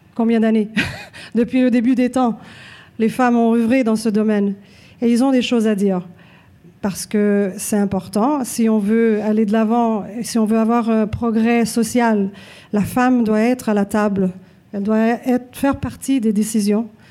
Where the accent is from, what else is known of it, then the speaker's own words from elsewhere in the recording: Montreal, Quebec, Canada; je suis Née ici à Montréal, je me considère québécoise